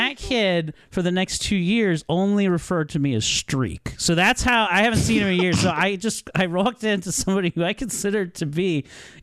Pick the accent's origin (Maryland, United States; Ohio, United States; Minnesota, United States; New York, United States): Maryland, United States; Columbia; my hometown of Columbia, Maryland.